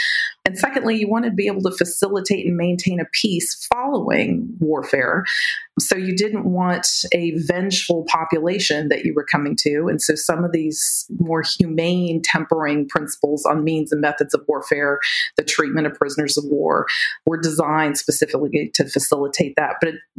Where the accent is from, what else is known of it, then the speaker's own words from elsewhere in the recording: San Francisco Bay Area, California, United States; So I was born and raised in the San Francisco Bay Area.